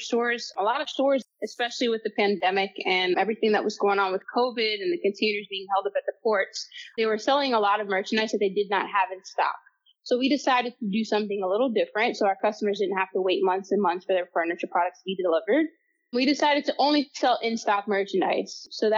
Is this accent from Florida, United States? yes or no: yes; Palm Beach County, Florida, United States; Palm Beach County itself is like a huge melting pot, which I actually grew up here